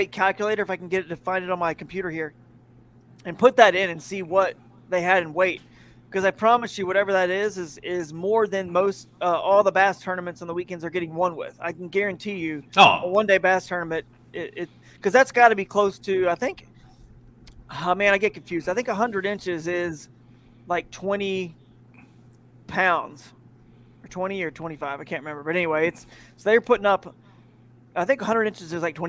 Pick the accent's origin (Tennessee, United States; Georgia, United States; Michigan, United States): Georgia, United States; Atlanta; moved away as an adult; also born or lived in Fort Worth, Texas / Charlotte, North Carolina; I grew up in the Atlanta area, so I used to be a Falcons fan